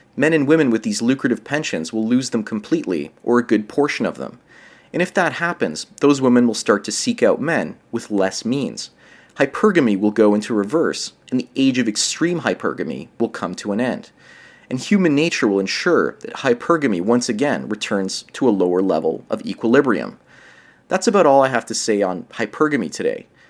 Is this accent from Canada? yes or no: yes; Canada; up here in Canada